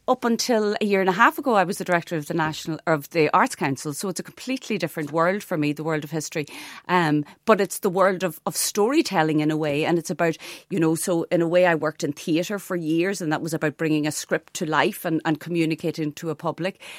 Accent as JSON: {"language": "English", "area": "Donegal", "region": "Ulster", "country": "Ireland", "tie": "born or raised there", "also_born_or_lived": "Ardara", "said": "a young teenager growing up in Donegal"}